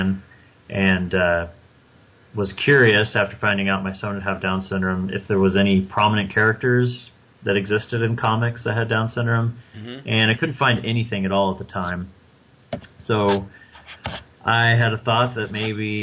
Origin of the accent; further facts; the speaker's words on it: Kansas, United States; also born or lived in Wichita, Kansas; I was born in Kansas, grew up in a small town, and then I left the state for college and then ended up coming back after getting married. And that's how now I'm back in Wichita, Kansas.